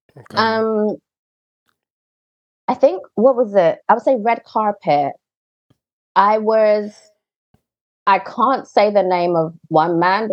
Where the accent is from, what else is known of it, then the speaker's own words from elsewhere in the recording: United Kingdom; I'm British. Mm. I'm Black British